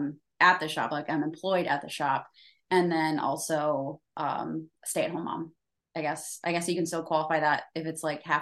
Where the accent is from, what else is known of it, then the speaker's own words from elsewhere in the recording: Keokuk, Iowa, United States; now in Iowa City, United States; So I grew up in Keokuk, Iowa. It's the very southeast tip of Iowa. Very small. I moved to Iowa City to go to college